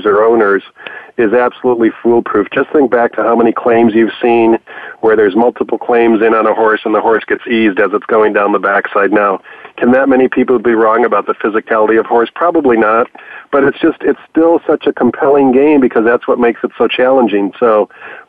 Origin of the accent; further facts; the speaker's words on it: Chicago, Illinois, United States; growing up in Chicago was going out to Arlington Park when I was 13 years old